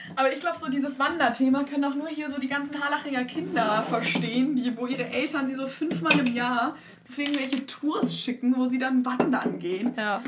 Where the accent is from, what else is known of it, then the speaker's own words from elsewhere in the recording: Germany; first language Turkish and German; ich bin türkisch und deutsch aufgewachsen und ich bin stolz, dass ich jetzt zwei Sprachen kann, wobei mein Deutsch auch dezent besser ist als mein Türkisch.